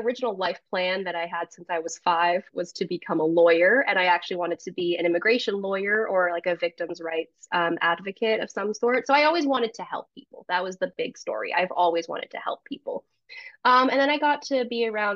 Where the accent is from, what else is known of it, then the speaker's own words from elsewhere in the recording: United States; I was born in the United States